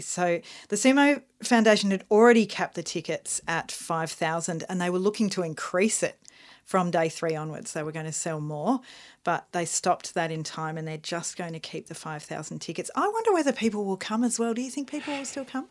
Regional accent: Melbourne, Victoria, Australia; We're from Melbourne, Australia

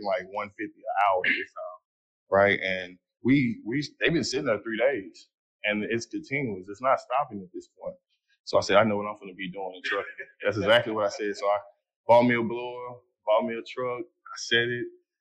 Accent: Fort Worth, Texas, United States; I'm from Fort Worth, Texas

